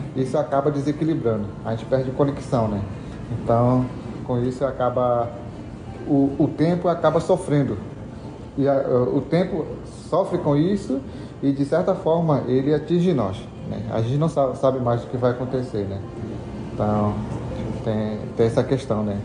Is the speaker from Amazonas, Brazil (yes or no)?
yes; São Gabriel da Cachoeira, Amazonas, Brazil; now in Manaus, Brazil; Eu nasci numa comunidade chamada Mionhapitó, é, onde eu pertenço